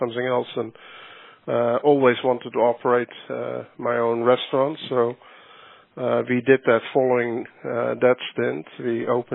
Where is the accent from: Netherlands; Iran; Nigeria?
Netherlands; moved away as an adult; also born or lived in Johannesburg, South Africa; as a young individual growing up in the Netherlands.